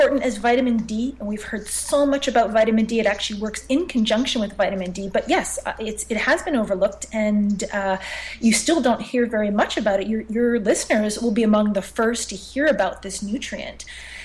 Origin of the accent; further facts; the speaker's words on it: Montreal, Quebec, Canada; I'm born and raised in Montreal